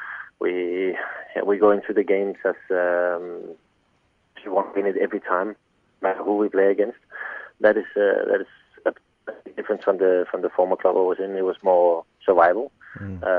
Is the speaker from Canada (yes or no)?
no; Denmark; born or raised there; moved away as an adult; now in Australia